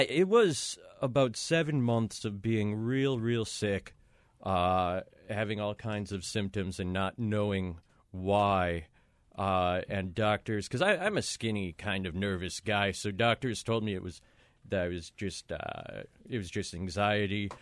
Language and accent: English; Minneapolis, Minnesota, United States; moved away as an adult; now in New York, United States; I'm from Minneapolis, Minnesota